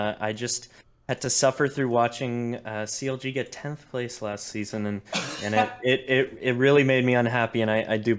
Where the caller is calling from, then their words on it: Santa Barbara, California, United States; I'm calling from Santa Barbara, California.